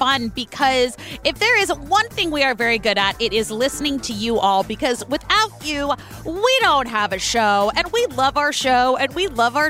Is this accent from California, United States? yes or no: yes; California, United States; I am from California.